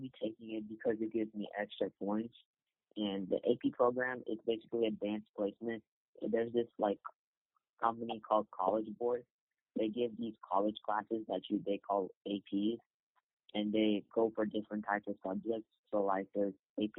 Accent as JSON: {"language": "English", "town": "Houston", "region": "Texas", "country": "United States", "said": "I'm from the United States. I live in Houston, Texas"}